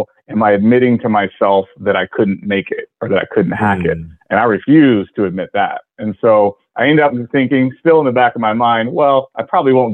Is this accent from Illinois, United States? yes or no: no; Austin, Texas, United States; I'm from Austin. I was going to go to UT.